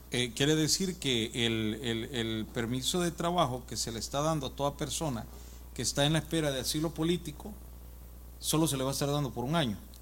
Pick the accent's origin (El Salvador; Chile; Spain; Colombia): El Salvador; moved away; Yo soy de El Salvador